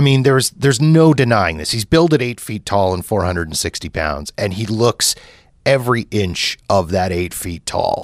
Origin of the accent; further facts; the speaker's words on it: Canada; as a Canadian